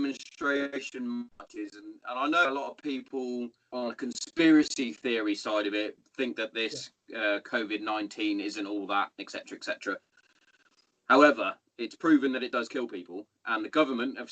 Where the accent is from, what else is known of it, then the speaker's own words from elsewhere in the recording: Hereford, West Midlands, United Kingdom; moved away; my hometown. I'm from Hereford originally